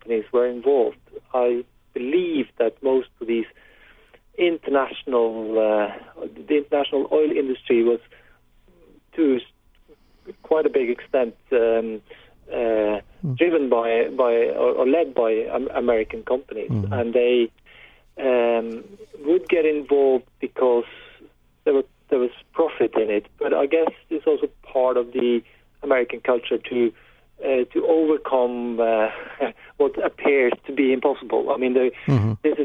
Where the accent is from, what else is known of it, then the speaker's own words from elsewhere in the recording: Norway; I grew up in Norway when it was not a wealthy society in the 70s